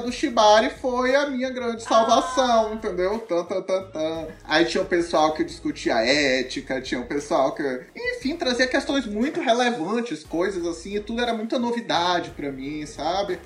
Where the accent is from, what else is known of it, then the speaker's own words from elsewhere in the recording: Manaus, Amazonas, Brazil; sou lá de Manaus